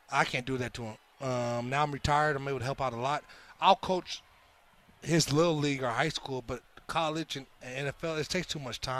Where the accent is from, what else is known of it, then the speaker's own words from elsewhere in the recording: Inglewood, California, United States; also born or lived in Los Angeles, California; I grew up in Inglewood. Yep. I grew up in Inglewood, California.